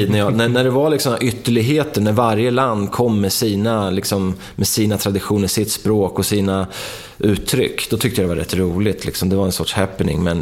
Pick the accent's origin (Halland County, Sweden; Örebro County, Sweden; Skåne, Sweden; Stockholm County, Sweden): Örebro County, Sweden; Markbacken; Så, ja, när jag växte upp i Markbacken så var det ju liksom, många av mina polare gillar ju hårdrock